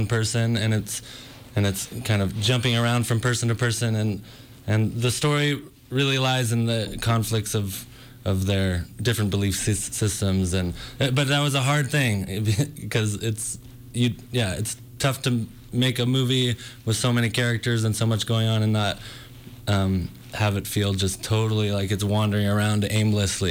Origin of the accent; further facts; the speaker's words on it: Northern California, United States; Originally from Northern California